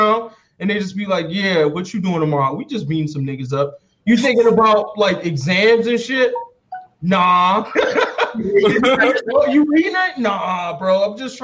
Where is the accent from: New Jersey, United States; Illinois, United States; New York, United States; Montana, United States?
Illinois, United States; South Suburbs of Chicago; I grew up in the South Suburbs of Chicago